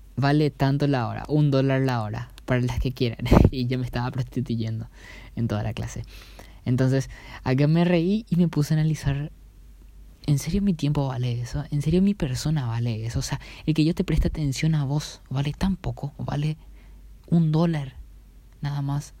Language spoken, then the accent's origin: Spanish; Paraguay; mi país natal, en donde yo vivo, donde yo me yo trabajo, donde yo crecí